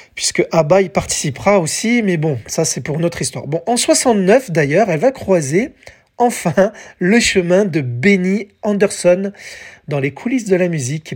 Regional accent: France; chez nous, en France

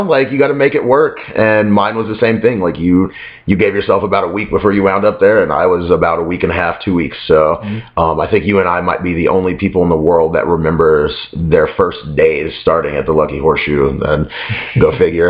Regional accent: Las Vegas, Nevada, United States; moved away as an adult; now in Chicago, United States; it's not so much that I'm from a small town because I grew up in Las Vegas.

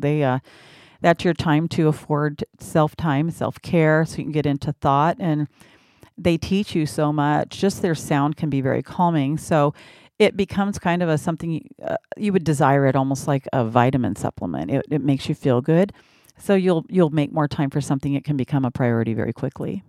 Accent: Washington, United States; moved away as an adult; also born or lived in Phoenix, Arizona; I was from Washington

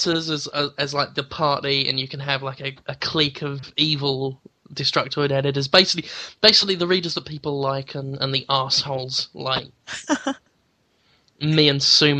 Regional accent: England, United Kingdom; Yeah, but I'm English.

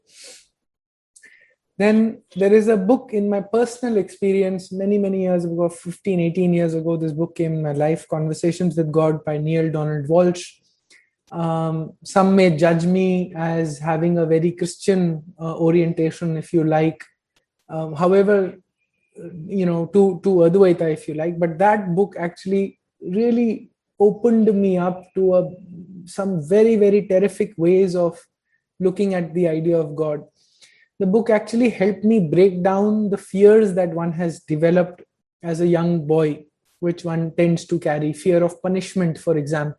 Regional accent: North India, India; I've been born and brought up in North India with a very heavy Punjabi Arya Samaji influence

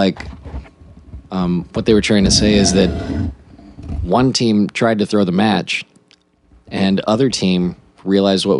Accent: Texas, United States; I'm from Texas

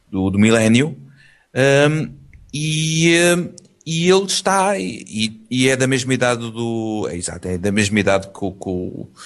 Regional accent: Italy; Portuguese is a second language; Eu sou italiano. Eu parlo com a mani.

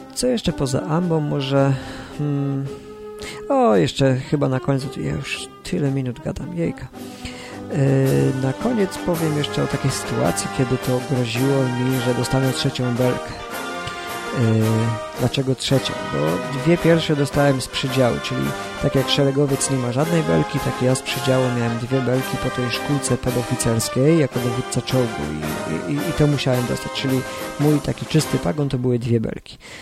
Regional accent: Bydgoszcz, Kuyavian-Pomeranian Voivodeship, Poland; przyjeżdżałem do Bydgoszczy, skąd pochodzę

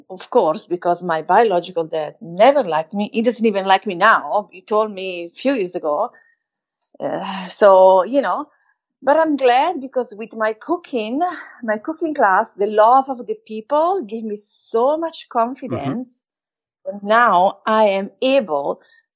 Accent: Valtellina, Lombardy, Italy; accent: Italian; English is a second language; moved away; also born or lived in Naples; I grew up in North Italy, where my stepdad was from, Valtellina, beautiful place

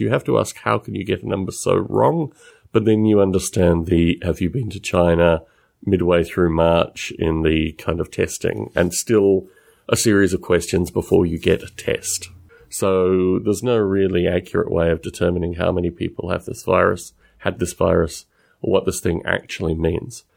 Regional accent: Australia; accent: Australian-esque; my accent

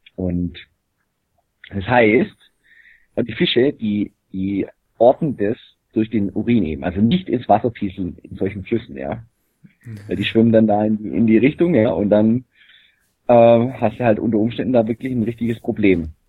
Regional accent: Germany; bei uns in Deutschland

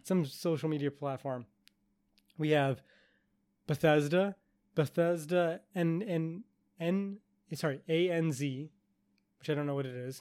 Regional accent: Canada; I'm Canadian

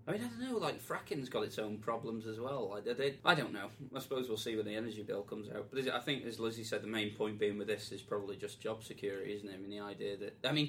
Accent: Wales, United Kingdom; I mean, I'm from North Wales, guys. If people didn't guess, I mean, obviously not from my voice.

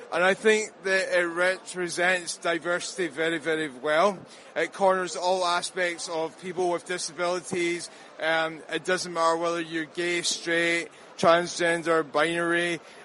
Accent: Glasgow, Scotland, United Kingdom; Scotland, Glasgow.

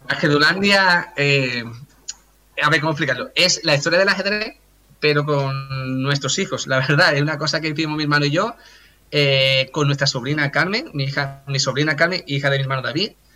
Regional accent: Cádiz, Andalusia, Spain; soy de Cádiz

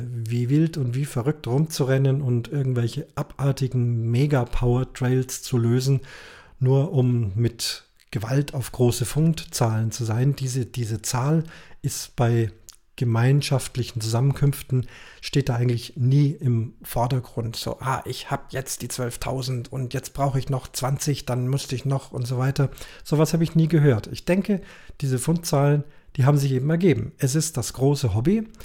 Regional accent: Munich, Bavaria, Germany; die richtig schweren Sachen, Caches, die ich als Münchner angeklickt habe

